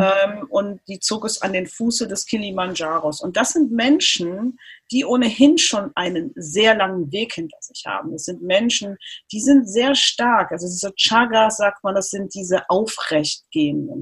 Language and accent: German; Cologne, North Rhine-Westphalia, Germany; in Köln geboren, aufgewachsen, zur Schule gegangen